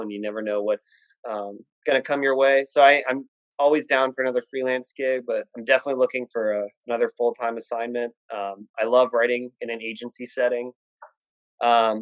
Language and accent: English; Virginia, United States; I grew up in Virginia